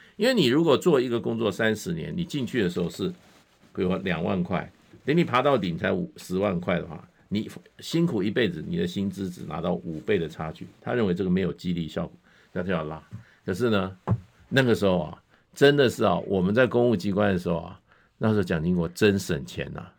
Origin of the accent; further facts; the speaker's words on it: Taipei, Taiwan; now in Linkou, New Taipei, Taiwan; 我小时候在大安区长大，我认为呢，我，我大安区也是我的根啊